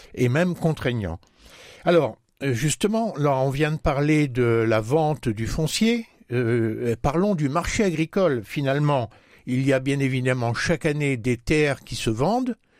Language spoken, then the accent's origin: French; Marne, Grand Est, France; Si on arrive un peu plus près de chez nous, dans la Marne